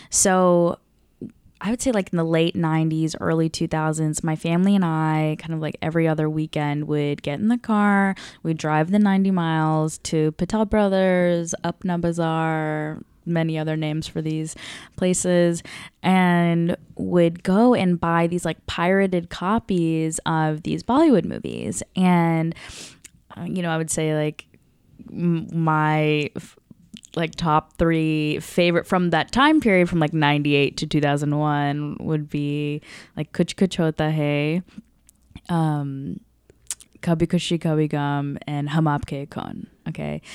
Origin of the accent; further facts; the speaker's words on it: the South of the United States, United States; me growing up in the South of the United States